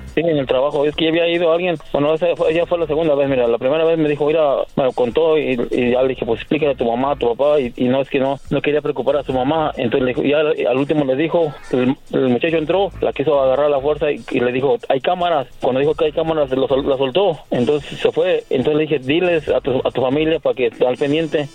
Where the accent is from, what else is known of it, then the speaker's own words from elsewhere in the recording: Querétaro, Mexico; Yo soy de Querétaro.